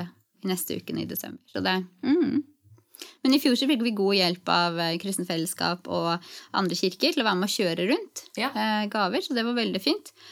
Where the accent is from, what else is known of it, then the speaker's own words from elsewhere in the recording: Gjøvik / Hadeland, Innlandet, Norway; moved away as an adult; also born or lived in Gran, Hadeland / Lillehammer; now in Trondheim, Norway; jeg er egentlig fra Gjøvik på Hadeland. Vokste opp eh, ti år begge steder